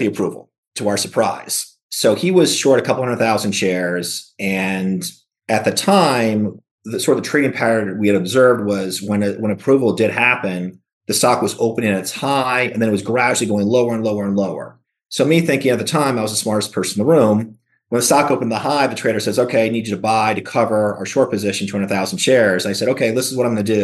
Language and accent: English; New York, United States; moved away; my hometown, New York